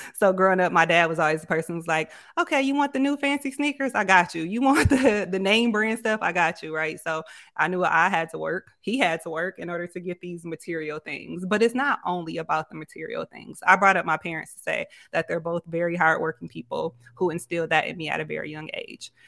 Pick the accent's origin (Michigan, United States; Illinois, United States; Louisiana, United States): Michigan, United States; Grand Rapids; moved away as an adult; now in Houston, United States; I'm originally from Grand Rapids, but I've been in Houston, Texas for the last two years